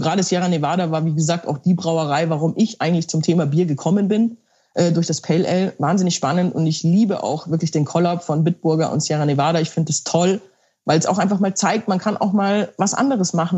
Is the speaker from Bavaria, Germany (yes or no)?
yes; Bavaria, Germany; ich komme ja aus Bayern, also wirklich der Heimat des äh, Weißbieres